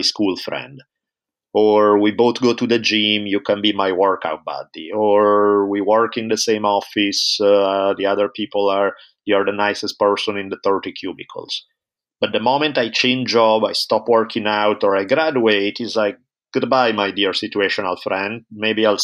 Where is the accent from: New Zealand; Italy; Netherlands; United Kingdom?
Italy; moved away as an adult; now in United States; I grew up in Italy for the first 18 years of my life.